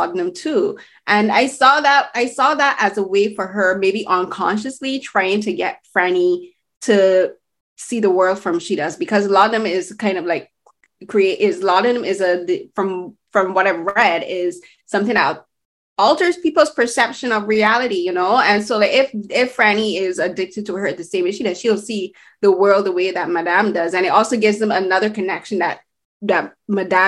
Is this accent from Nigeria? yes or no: no; Barbados; now in Canada; I'm from Barbados. I moved to Canada.